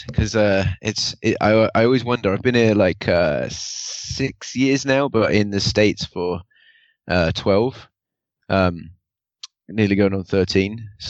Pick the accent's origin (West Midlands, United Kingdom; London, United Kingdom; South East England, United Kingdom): South East England, United Kingdom; Woking; growing up in Woking